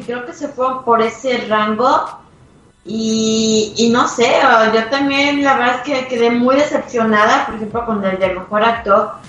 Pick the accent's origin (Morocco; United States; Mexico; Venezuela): Mexico; nosotros como mexicanos